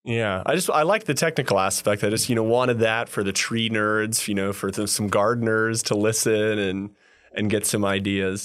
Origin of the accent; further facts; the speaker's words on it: California, United States; I'm from California